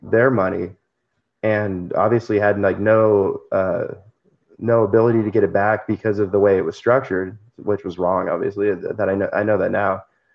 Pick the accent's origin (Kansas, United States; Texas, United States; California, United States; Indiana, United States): California, United States; now in Tulsa, United States; I'm from California